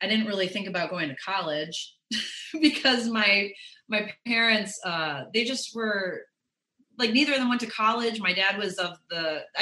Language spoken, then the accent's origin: English; Chicago, Illinois, United States; I'm from Chicago. I was born in the city and then I grew up in the suburbs.